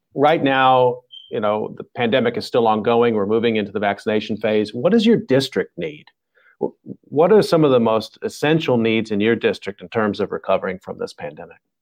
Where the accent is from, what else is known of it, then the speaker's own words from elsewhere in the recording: Texas, United States; moved away; I'm from the South, too, originally from Texas